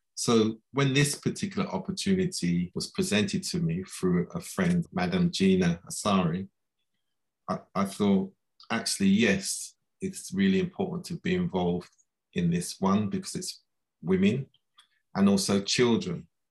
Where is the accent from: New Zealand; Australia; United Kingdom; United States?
United Kingdom; London; I was born here in London